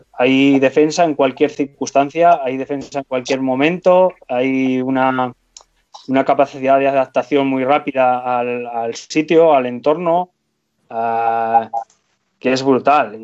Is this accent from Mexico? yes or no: no; Spain; aquí en España